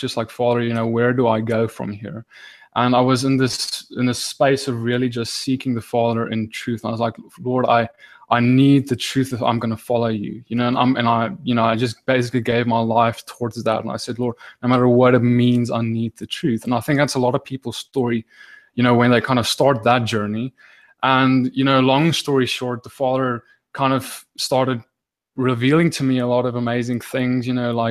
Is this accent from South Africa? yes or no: yes; South Africa; now in Johannesburg, South Africa; I'm in South Africa, and more specifically Johannesburg